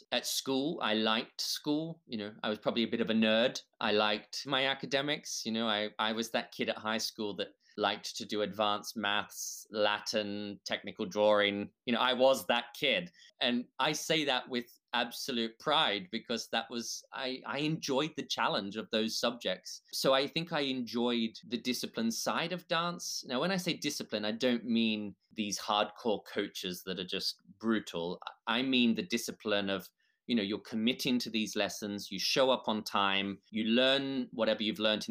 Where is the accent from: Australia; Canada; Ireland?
Australia; I'm Australian